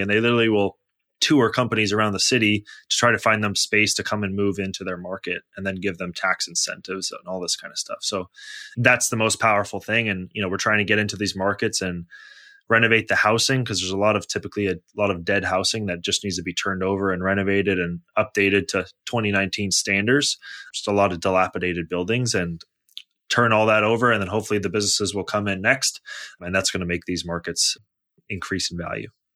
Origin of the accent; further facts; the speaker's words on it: Bay Area, California, United States; also born or lived in Toronto / Los Angeles; I was born in Toronto, grew up in the Bay Area, then went to college in Los Angeles